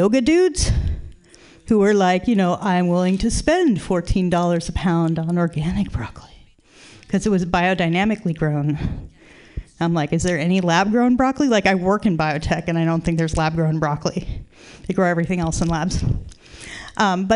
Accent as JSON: {"language": "English", "town": "Tucson", "region": "Arizona", "country": "United States", "tie": "born or raised there", "moved": "yes", "lives_now": "San Francisco, United States", "said": "I grew up in Tucson, Arizona"}